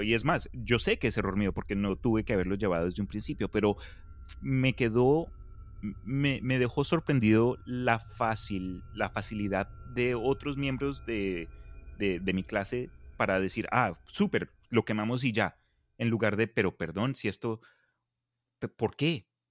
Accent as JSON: {"language": "Spanish", "country": "Colombia", "tie": "born or raised there", "said": "crecí en Colombia"}